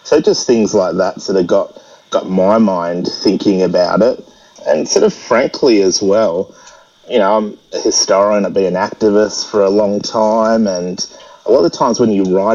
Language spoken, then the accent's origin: English; Perth, Western Australia, Australia; I grew up in Perth